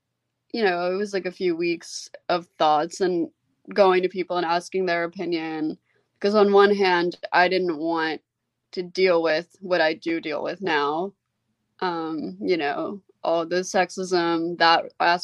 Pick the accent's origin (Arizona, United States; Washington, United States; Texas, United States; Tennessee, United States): Tennessee, United States; Memphis; I wouldn't have wanted to be raised anywhere else. I think being raised here really helped like shape who I am.